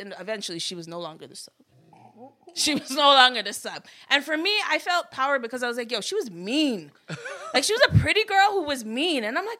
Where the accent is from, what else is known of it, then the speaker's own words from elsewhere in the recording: Vanier, Ontario, Canada; So growing up in Vanier, it's like you needed to get a tough skin.